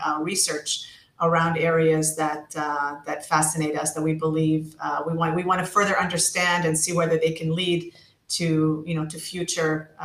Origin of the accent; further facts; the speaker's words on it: United States; moved away as an adult; now in Israel; I was raised in the States and started my career in the States on the East Coast